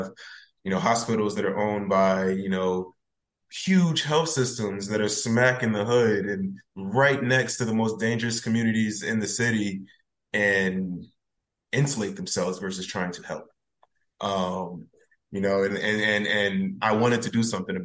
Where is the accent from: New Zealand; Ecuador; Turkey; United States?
United States; Bridgeport, Connecticut; moved away as an adult; now in North Carolina, United States; growing up in Bridgeport is really interesting